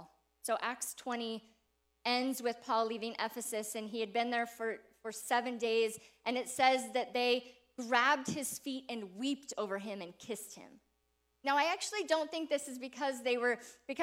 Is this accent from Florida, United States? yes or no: no; Seattle, Washington, United States; moved away as an adult; now in Bozeman, United States; we're originally from Seattle. We grew up in Seattle, and Seattle is home for us